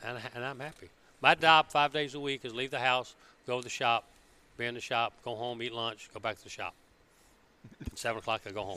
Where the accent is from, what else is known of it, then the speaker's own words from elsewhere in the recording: Birmingham, Alabama, United States; moved away as an adult; Born and raised in Birmingham, Alabama